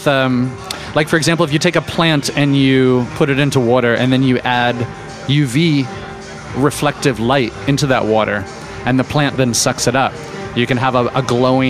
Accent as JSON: {"language": "English", "country": "United States", "said": "as an American"}